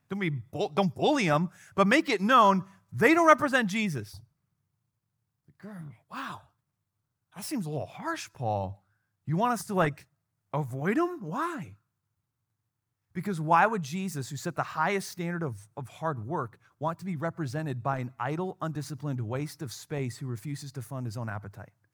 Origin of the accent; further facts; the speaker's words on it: Wisconsin, United States; now in Chicago, United States; where I grew up in Wisconsin